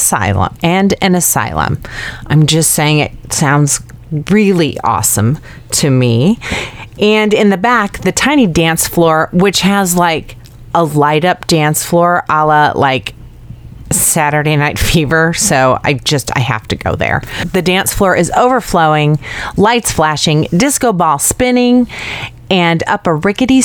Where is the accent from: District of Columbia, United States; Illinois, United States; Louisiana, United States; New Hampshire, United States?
Illinois, United States; Chicago; my hometown, to my kind of town, Chicago